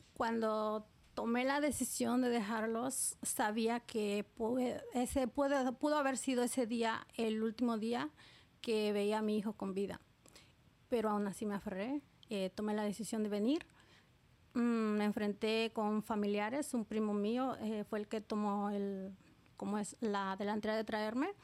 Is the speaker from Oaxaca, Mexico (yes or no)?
yes; Oaxaca, Mexico; moved away as an adult; now in New York, United States; soy del estado de Oaxaca, Oaxaca, México